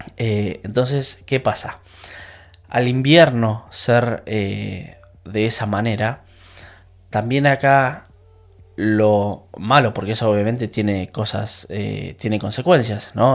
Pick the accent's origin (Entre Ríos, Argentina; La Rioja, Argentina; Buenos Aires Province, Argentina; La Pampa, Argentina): Buenos Aires Province, Argentina; La Plata; moved away as an adult; now in England, United Kingdom; en Argentina, yo soy de La Plata